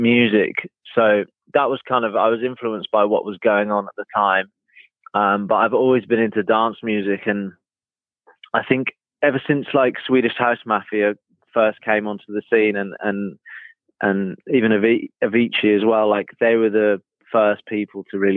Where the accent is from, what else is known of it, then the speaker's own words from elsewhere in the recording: Norfolk, East of England, United Kingdom; I grew up in Norfolk